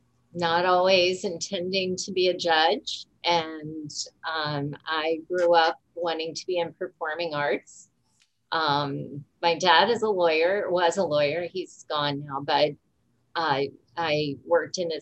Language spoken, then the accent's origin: English; Tuscarawas County, Ohio, United States; I was raised in Tuscarawas County. I never thought I would stay here.